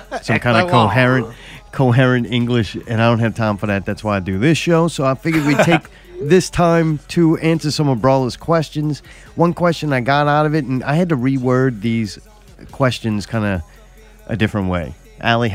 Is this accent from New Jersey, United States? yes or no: no; Harahan, Louisiana, United States; I was from Harahan